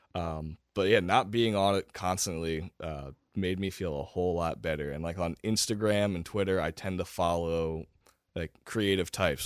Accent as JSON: {"language": "English", "area": "Lebanon County", "region": "Pennsylvania", "country": "United States", "tie": "born or raised there", "also_born_or_lived": "Harrisburg, Pennsylvania / Shippensburg, Pennsylvania", "said": "I grew up in Lebanon County"}